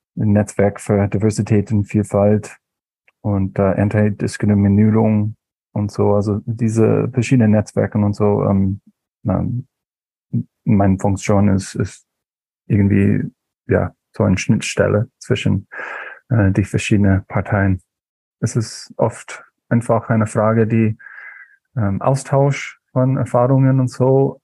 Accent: Alaska, United States; German is a second language; moved away as an adult; now in Eberswalde, Germany; ich komme ursprünglich aus Bundesstaat Alaska

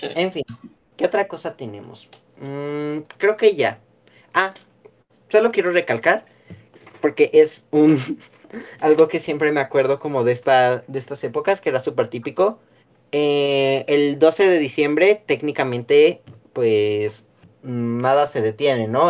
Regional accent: Mexico

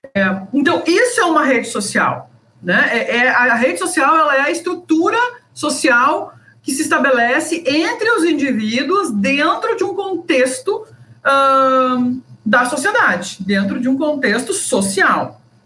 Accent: Passo Fundo, Rio Grande do Sul, Brazil; moved away as an adult; now in Cuiabá, Brazil; eu sou gaúcha, sou de Passo Fundo, sou egressa da Universidade de Passo Fundo

